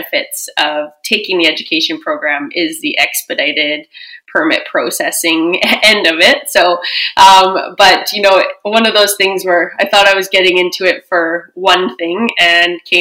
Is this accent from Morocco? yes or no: no; Edmonton, Alberta, Canada; also born or lived in Vancouver; I grew up in Edmonton, born and raised